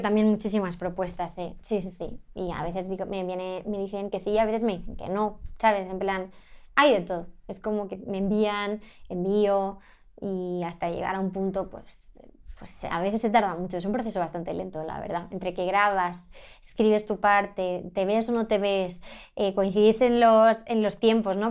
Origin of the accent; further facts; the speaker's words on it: Sant Climent de Llobregat, Catalonia, Spain; moved away as an adult; now in Madrid, Spain; mi casa de, de mi pueblo, ¿sabes? La que crecí